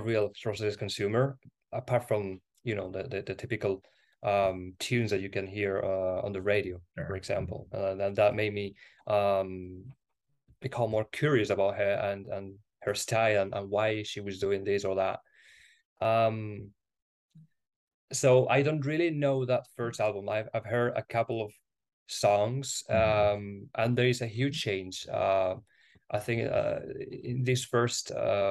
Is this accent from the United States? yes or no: no; Spain; English is a second language; also born or lived in Granada, Spain / United Kingdom; here in Spain